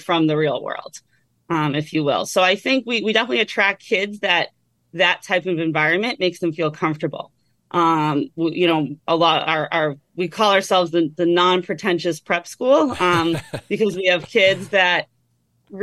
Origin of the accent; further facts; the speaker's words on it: Methuen, Massachusetts, United States; I grew up in Methuen, Mass, right in the middle of all these prep schools